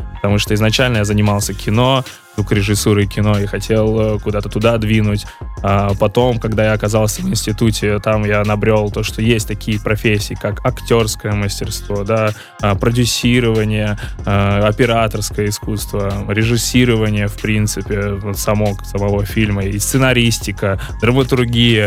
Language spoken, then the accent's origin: Russian; Saint Petersburg, Russia; я вообще-то родом из Питера